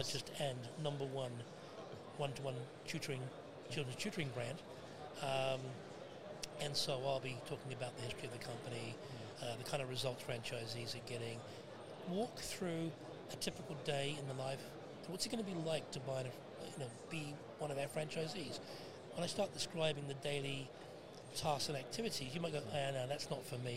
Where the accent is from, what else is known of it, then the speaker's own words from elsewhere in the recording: United Kingdom; now in Canada; I'm British, I'm from here, but moved and made Canada home 41 years ago